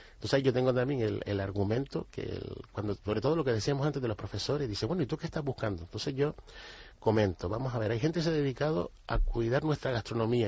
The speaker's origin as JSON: {"language": "Spanish", "region": "Canary Islands", "country": "Spain", "said": "nosotros, los canarios"}